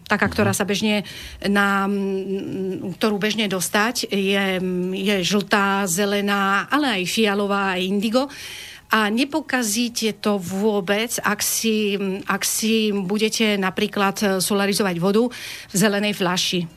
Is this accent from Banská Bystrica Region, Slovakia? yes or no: yes; Banská Bystrica, Banská Bystrica Region, Slovakia; ja som Slovenka, som z Banskej Bystrice, to je výhoda, Stredné Slovensko